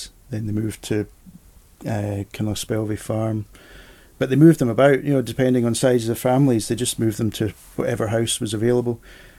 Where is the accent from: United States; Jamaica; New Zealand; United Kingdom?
United Kingdom; Edinburgh, Scotland; born there; also born or lived in Aberdeen / Port Patrick / Benbecula / Sunderland; So I was born in Edinburgh. But then we moved to, where was it first, Aberdeen, then Port Patrick. This is all with his work.